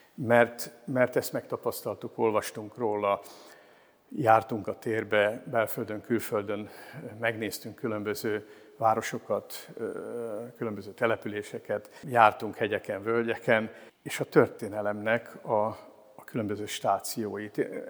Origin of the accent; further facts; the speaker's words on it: Pécs, Baranya, Hungary; moved away as an adult; also born or lived in Szekszárd / Komló; now in Miskolc, Hungary; 68 éve születtem Szexárdon, és Pécset voltam gimnazista.